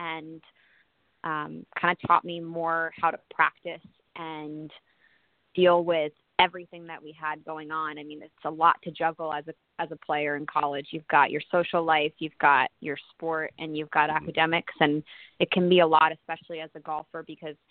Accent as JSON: {"language": "English", "region": "Connecticut", "country": "United States", "tie": "born or raised there", "said": "I grew up in Connecticut"}